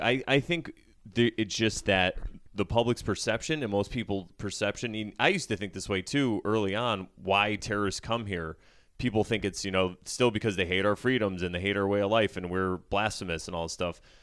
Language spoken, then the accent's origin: English; United States; as an American